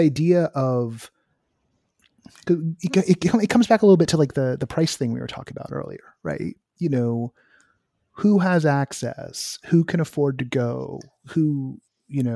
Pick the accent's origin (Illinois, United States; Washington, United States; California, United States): California, United States; the Bay Area; I'm from the Bay Area in the 90s